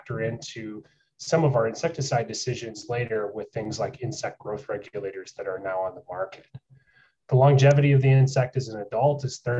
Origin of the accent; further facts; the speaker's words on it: South Central Wisconsin, United States; moved away as an adult; also born or lived in New York; now in North Carolina, United States; I grew up in South Central Wisconsin in dairy country